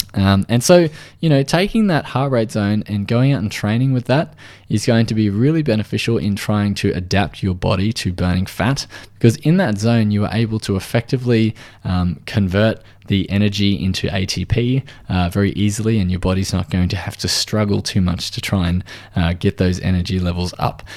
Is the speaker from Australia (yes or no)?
yes; Australia